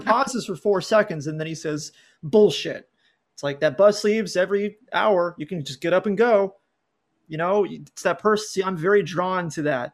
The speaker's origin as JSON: {"language": "English", "region": "California", "country": "United States", "tie": "born or raised there", "also_born_or_lived": "San Diego", "said": "I grew up in California, I live in San Diego"}